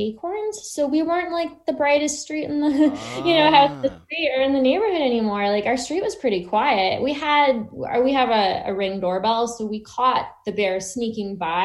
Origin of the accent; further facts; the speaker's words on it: New England, United States; I'm from New England